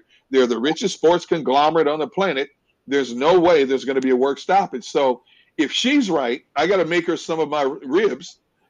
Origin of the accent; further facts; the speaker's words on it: Milwaukee, Wisconsin, United States; moved away as an adult; also born or lived in San Diego; my hometown, Milwaukee, Wisconsin